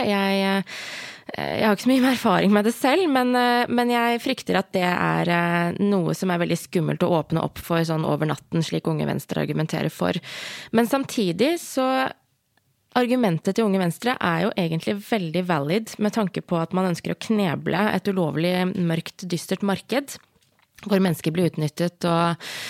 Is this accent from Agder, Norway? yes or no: no; Hedmark, Innlandet, Norway; Jeg er jo fra Hedmark.